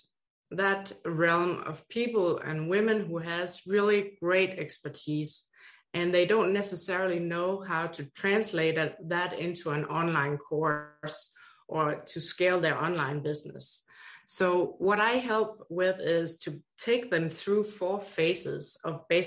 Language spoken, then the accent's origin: English; Denmark; accent: Danish; moved away as an adult; now in Hawaii, United States; 3 master's degrees from Denmark, where my accent is from